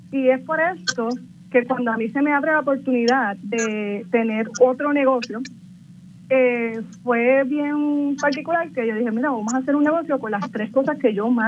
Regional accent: Barranquitas, Puerto Rico; soy natural de Barranquitas

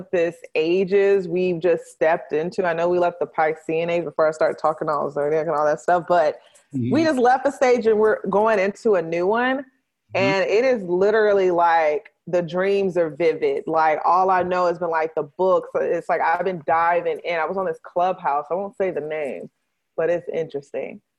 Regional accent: Nashville, Tennessee, United States; moved away as an adult; now in Dallas, United States; I'm originally from Nashville, Tennessee

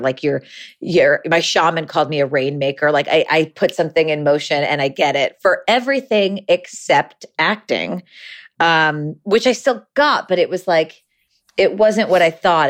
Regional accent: Ithaca, New York, United States; We grew up together in Ithaca, New York, very small liberal town in upstate New York

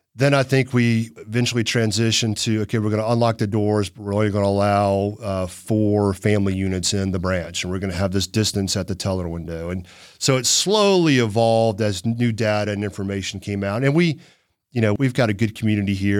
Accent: Chattanooga, Tennessee, United States; also born or lived in North Carolina; we were in Farrington Forest off Boy Scout Road out in Hickson

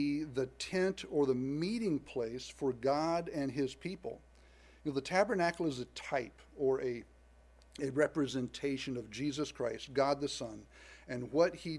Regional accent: the South, United States; I was born in the South to parents that were raised in the South

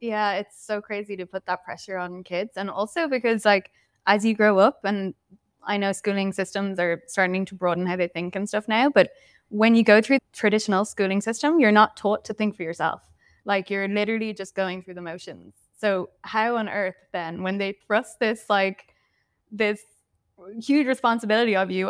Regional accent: Dublin, Leinster, Ireland; also born or lived in London; Yeah, well … I am Irish, as you've highlighted. Yeah, so grew up in Dublin and moved to London for a while. Moved back to Dublin to do my PhD then.

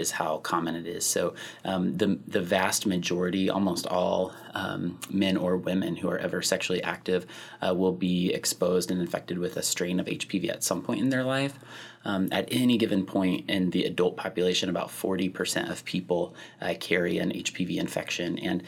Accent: Kansas, United States; moved away as an adult; also born or lived in Oklahoma; now in Madison, United States; I'm originally from Kansas and did my training in Oklahoma, and then I came up here following residency

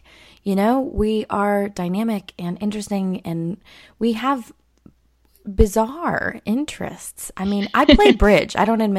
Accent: California, United States; I grew up in Southern California.

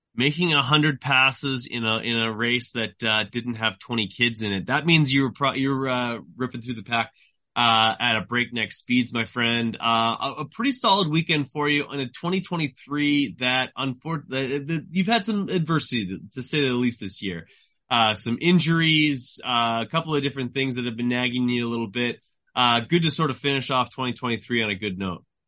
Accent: Canada; I am a Canadian journalist.

